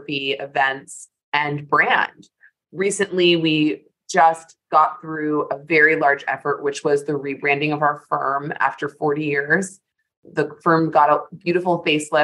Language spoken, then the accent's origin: English; New York, United States; I am in my office in New York, where I am proud to be a native, born and bred Manhattanite